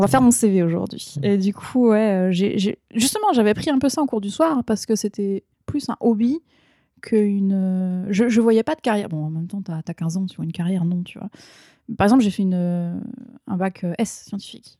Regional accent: Ardennes, Grand Est, France; moved away as an adult; also born or lived in Lille; now in Japan; je viens des Ardennes, donc petite, euh, petit département euh, on n'a pas de faculté, donc il fallait forcément que je parte

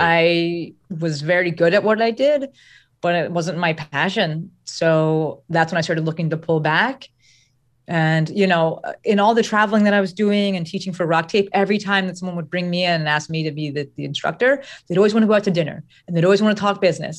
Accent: New Jersey, United States; I'm from Jersey.

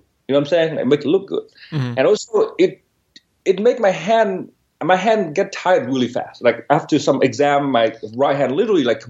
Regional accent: Northern Vietnam, Vietnam; English is a second language; moved away; I was born in Vietnam, and in specifically northern Vietnam. It's a very small village about 70 miles from Hanoi.

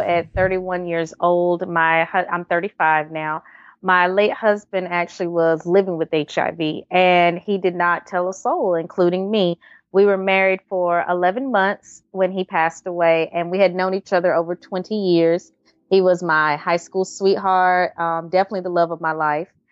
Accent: Wilson, North Carolina, United States; also born or lived in Raleigh, North Carolina; I'm originally from Wilson, North Carolina, um, Easton, North Carolina area.

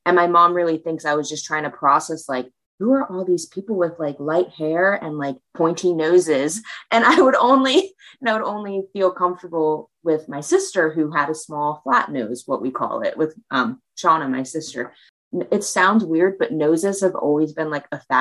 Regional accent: Pennsylvania, United States; also born or lived in China; I came back to Pennsylvania.

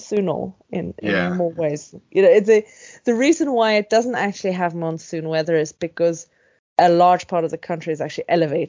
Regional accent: South Africa; moved away as an adult; now in Sweden; I grew up in South Africa

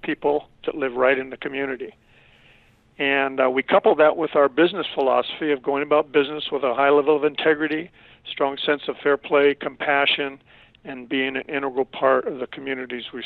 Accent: San Pedro, California, United States; a lowrider and street fighter growing up in San Pedro

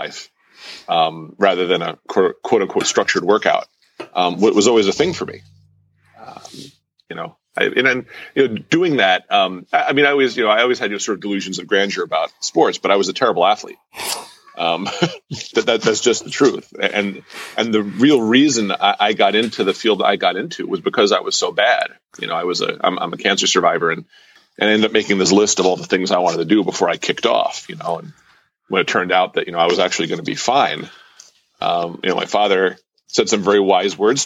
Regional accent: an hour and a half north of Manhattan, small town in New York, United States; I grew up in a small town in New York of about 8,000 people, about, I don't know, you know, an hour and a half north of Manhattan

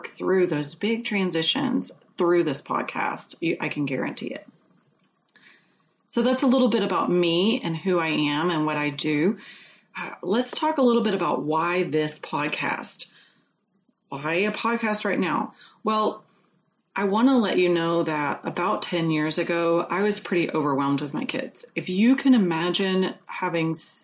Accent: Georgia, United States; moved away as an adult; also born or lived in New Hampshire; we just recently moved back to Georgia, where I'm from.

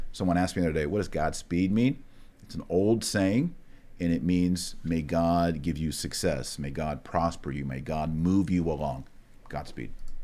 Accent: Texas, United States; I'm from Texas

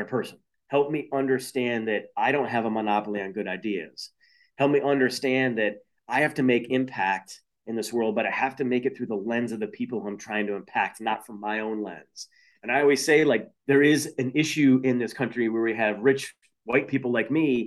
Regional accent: Toledo, Ohio, United States; now in Chicago, United States; in Toledo, Ohio, my hometown

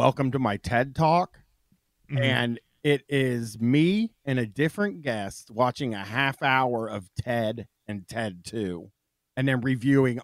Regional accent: Columbus, Ohio, United States; I'm from Columbus, Ohio.

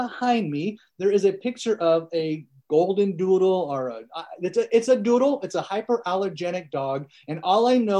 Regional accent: Northern California, United States; first language American Sign Language; English is a second language; I grew up in Northern California on a 1,000-acre farm

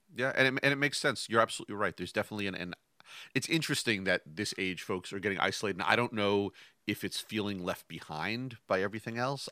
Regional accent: Westchester, New York, United States; I grew up in New York, just outside of New York City

